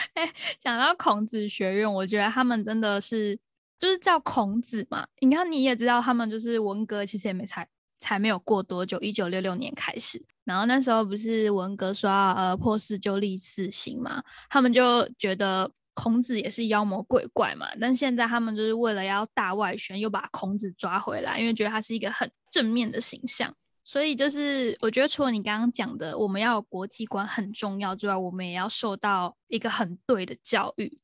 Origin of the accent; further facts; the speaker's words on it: Taiwan; 我们台湾人一听就会知道说，哦，还有一个意思是，就是台湾独立嘛